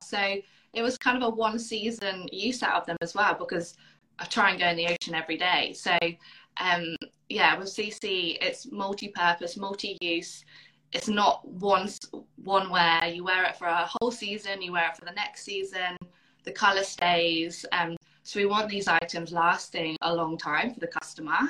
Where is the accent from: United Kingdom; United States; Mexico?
United Kingdom; moved away as an adult; now in Perth, Australia; I grew up on an island close to the sea